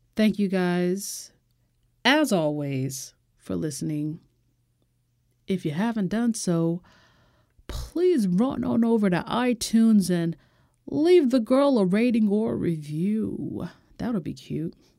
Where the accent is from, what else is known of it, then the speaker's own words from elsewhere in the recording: United States; as an American